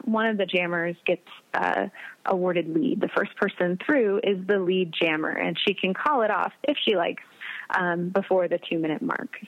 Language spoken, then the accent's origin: English; Wichita, Kansas, United States; moved away as an adult; also born or lived in Nebraska / Arkansas; now in Adrian, United States; I'm from Wichita, Kansas originally.